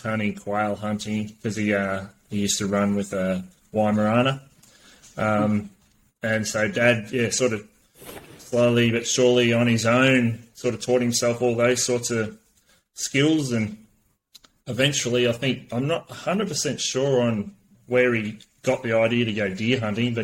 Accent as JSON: {"language": "English", "area": "Gippsland", "region": "Victoria", "country": "Australia", "tie": "born or raised there", "said": "born and raised in Gippsland."}